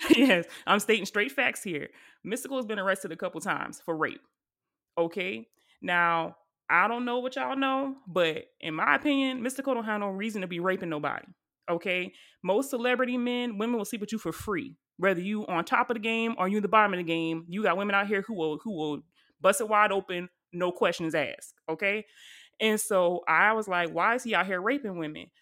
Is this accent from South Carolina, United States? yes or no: yes; Charleston, South Carolina, United States; my hometown at the church in Charleston, South Carolina